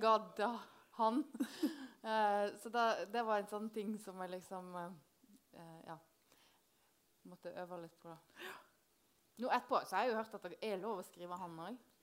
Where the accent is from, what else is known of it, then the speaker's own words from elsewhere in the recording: Hardanger, Vestland, Norway; Hardanger, der jeg kommer fra